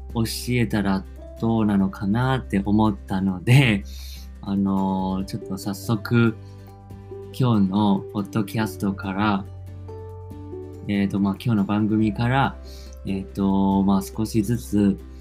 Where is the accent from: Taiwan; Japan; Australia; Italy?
Taiwan; accent: Taiwanese; first language Chinese; Japanese is a second language; 自分は台湾出身なので、もちろん、まあ、中国語も台湾なまりになってる